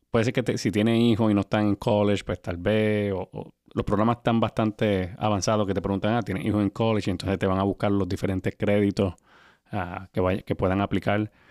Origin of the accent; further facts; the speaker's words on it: Puerto Rico; nosotros somos de Puerto Rico, ¿verdad?